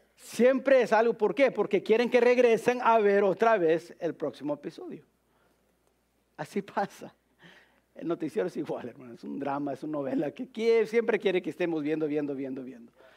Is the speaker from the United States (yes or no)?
yes; United States; como americanos